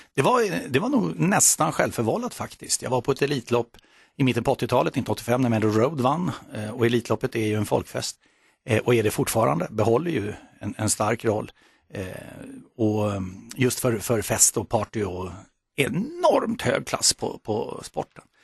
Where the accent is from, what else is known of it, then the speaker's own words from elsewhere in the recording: Solna, Stockholm County, Sweden; Friends Arena är väldigt nära där jag växte upp